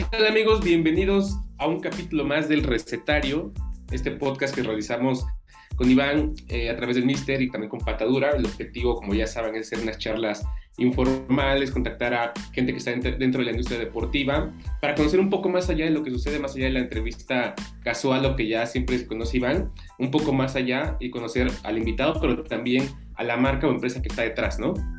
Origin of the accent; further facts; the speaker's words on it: Oaxaca, Mexico; yo soy de Oaxaca y me acuerdo que cubría mucho los alebrijes de Oaxaca